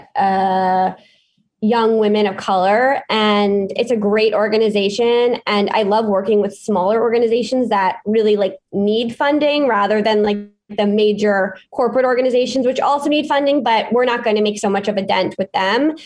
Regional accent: New York City, New York, United States; born and raised in New York City

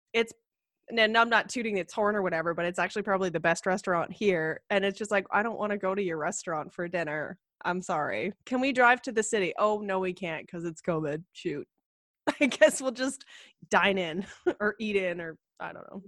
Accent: Ottawa, Ontario, Canada; moved away as an adult; also born or lived in Calgary; I grew up in Ottawa. And uh like they have about a million people there and I grew up in a suburb there

